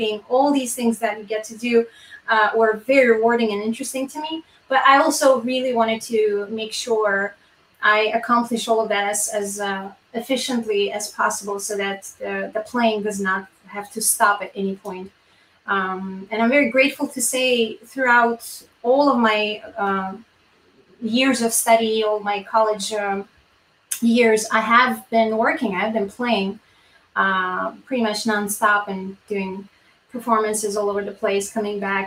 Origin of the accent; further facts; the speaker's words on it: Yerevan, Armenia; moved away as an adult; now in United States; I am from Yerevan